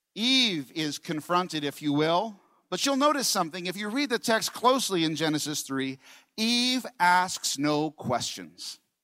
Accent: New York, United States; I'm from New York

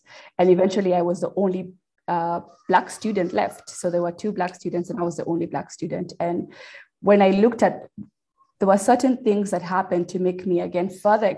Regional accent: Kenya; moved away as an adult; now in United States; I am a Kenyan born and raised, but I'm an American in naturalization. And I moved to America when I was about 21.

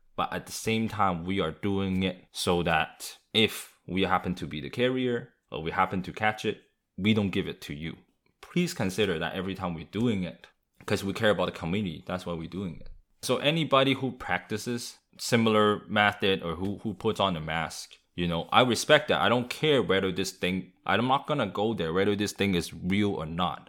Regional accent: Vancouver, British Columbia, Canada; growing up in Vancouver

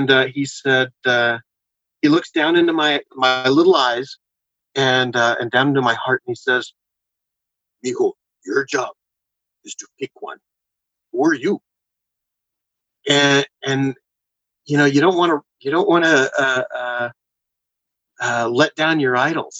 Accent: San Antonio, Texas, United States; I grew up in Texas and San Antonio

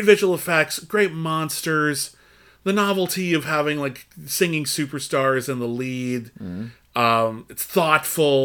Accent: Pasadena, California, United States; I grew up in Pasadena

